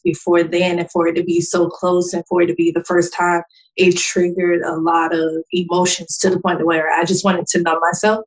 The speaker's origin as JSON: {"language": "English", "town": "Jacksonville", "region": "Florida", "country": "United States", "moved": "yes", "said": "I'm from Jacksonville, Florida, originally"}